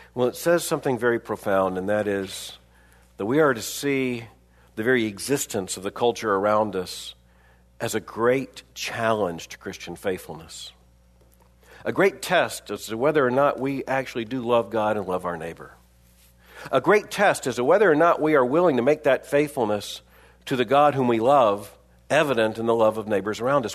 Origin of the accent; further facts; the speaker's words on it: Florida, United States; I grew up in Florida